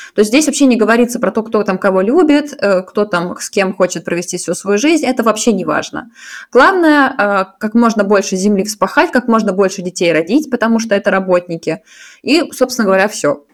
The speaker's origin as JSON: {"language": "Russian", "region": "Saint Petersburg", "country": "Russia", "tie": "born or raised there", "also_born_or_lived": "Moscow", "moved": "as an adult", "lives_now": "Zurich, Switzerland", "said": "я из Питера, сейчас живу в Цюрихе."}